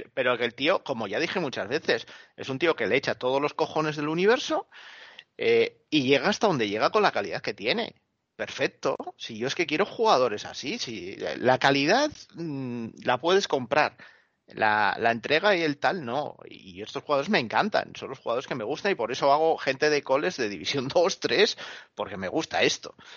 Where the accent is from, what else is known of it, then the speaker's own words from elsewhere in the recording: Asturias, Spain; En mi tierra decimos que cuando la gocha no está para ello, da igual que le rimes la panoya